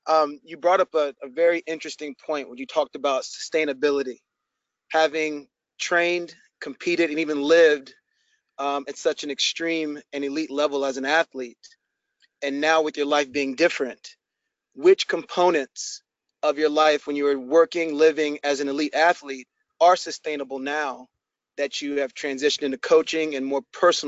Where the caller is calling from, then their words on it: Virginia, United States; I am calling from Virginia.